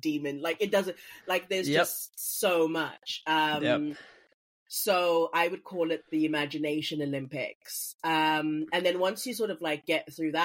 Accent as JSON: {"language": "English", "town": "Port Elizabeth", "region": "Eastern Cape", "country": "South Africa", "tie": "born or raised there", "also_born_or_lived": "Mpumalanga", "said": "I grew up in Port Elizabeth, mainly"}